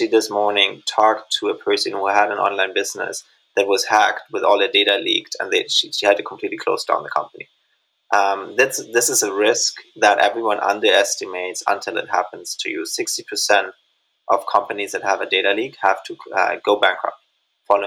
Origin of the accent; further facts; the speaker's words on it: Germany; moved away; also born or lived in Indonesia; My home country of Germany